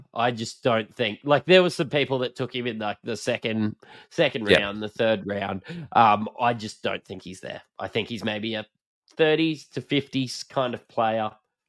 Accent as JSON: {"language": "English", "country": "Australia", "said": "I, being an Aussie"}